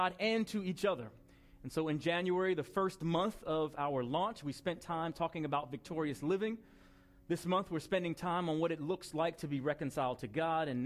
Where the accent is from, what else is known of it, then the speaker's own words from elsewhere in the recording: Long Island, New York, United States; It was on Long Island in New York